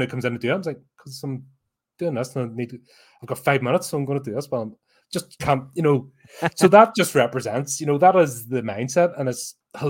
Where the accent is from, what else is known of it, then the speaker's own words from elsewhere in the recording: United Kingdom; But as a Brit, you have no choice.